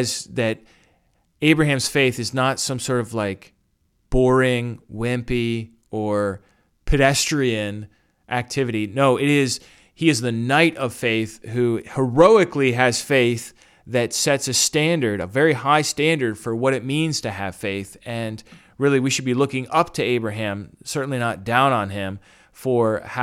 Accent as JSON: {"language": "English", "region": "New York", "country": "United States", "accent": "New York", "said": "my regular New York accent."}